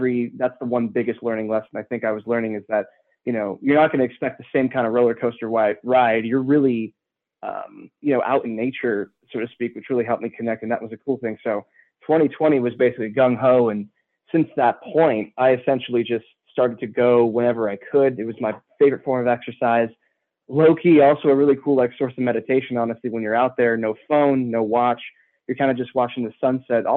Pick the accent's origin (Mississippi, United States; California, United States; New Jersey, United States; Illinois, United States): California, United States; San Diego; I grew up and born and raised in San Diego, more in the suburbs